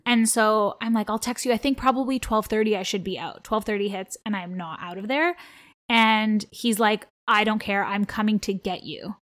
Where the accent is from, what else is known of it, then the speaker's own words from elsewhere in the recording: Toronto, Ontario, Canada; first language Armenian; English is a second language; I grew up in Toronto, Ontario, like, born and raised here